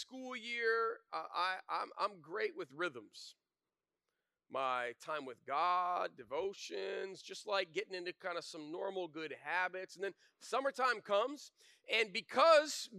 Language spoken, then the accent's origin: English; Flint, Michigan, United States; I grew up in Flint, Michigan, in the 80s